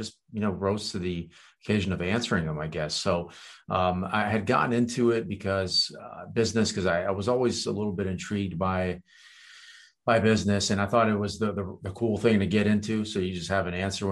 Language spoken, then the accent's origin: English; Virginia, United States; first language Kurdish; English is a second language; also born or lived in Romania / France; I moved to Virginia there to basically start, you know, school and live with my grandparents